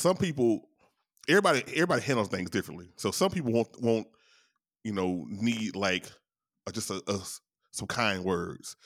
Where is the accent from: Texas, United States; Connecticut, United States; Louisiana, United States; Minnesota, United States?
Louisiana, United States; I'm from Louisiana